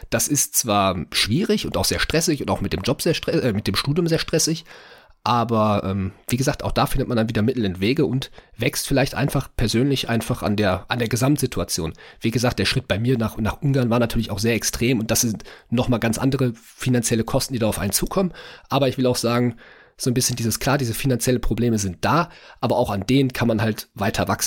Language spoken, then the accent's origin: German; Hamburg, Germany; ja, natürlich, ich bin Hamburger.